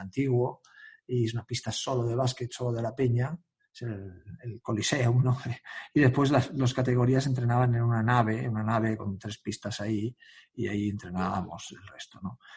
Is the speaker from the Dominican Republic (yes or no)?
no; Sant Adrià de Besòs, Catalonia, Spain; yo no soy de Badalona, soy de San Adrián, un pueblo al lado